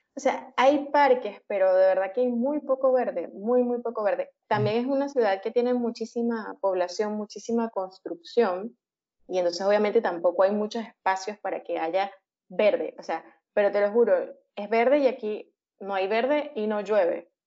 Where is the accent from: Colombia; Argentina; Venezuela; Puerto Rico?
Venezuela; moved away as an adult; also born or lived in Caracas; now in Peru; Como muchos venezolanos por situación país, decidí emigrar hace tres años